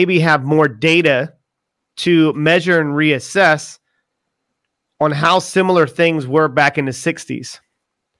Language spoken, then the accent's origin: English; Charleston, United States; I was born and raised in Charleston